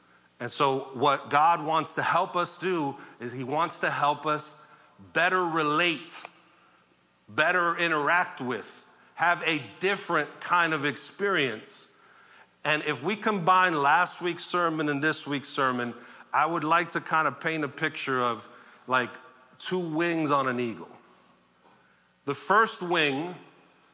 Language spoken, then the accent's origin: English; New York City, New York, United States; I grew up in Sunset Park in the 80s and 90s and saw some stuff during that time in New York